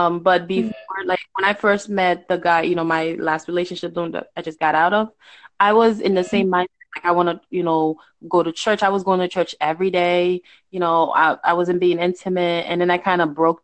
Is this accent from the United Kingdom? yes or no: no; Haiti; now in United States; I'm in the United States, and even because I'm from Haiti. Like, I was born in Haiti